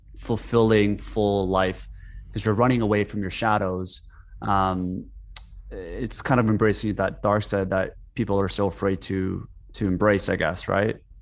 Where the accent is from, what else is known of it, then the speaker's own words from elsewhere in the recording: South Korea; moved away; I grew up in Korea for, kind of like, for seven, eight years, and even with Korean parents